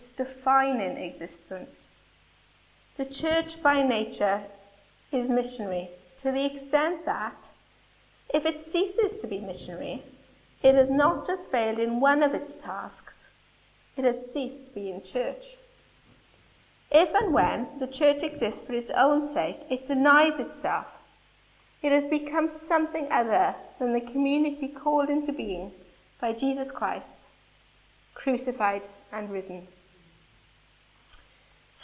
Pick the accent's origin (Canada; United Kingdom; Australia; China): United Kingdom; Wales; Forgive my Welshness.